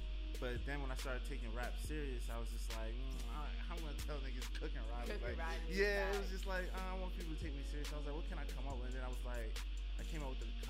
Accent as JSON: {"language": "English", "town": "Roselle", "region": "New Jersey", "country": "United States", "tie": "born or raised there", "said": "So like in my name 908, that represents the county that I'm from, Union County. I grew up in Roselle, but there's no hospital in Roselle, so you can't be born in Roselle. It's a small town."}